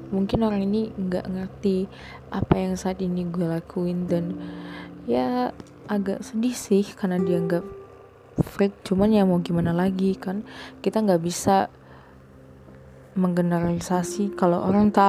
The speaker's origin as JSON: {"language": "Indonesian", "region": "Sumatra", "country": "Indonesia", "said": "gue itu kan dari Sumatera kayak bener-bener dari Sumatera gitu dan banyak banget orang mikir kalau lu jalan sendiri lu pergi kemana-mana sendiri lu tuh kayak aneh kayak freak gitu"}